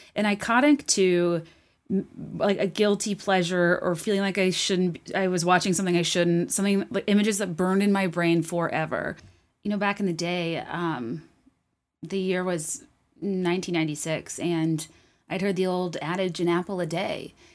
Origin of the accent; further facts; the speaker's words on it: Richmond, Virginia, United States; where I grew up in Richmond, Virginia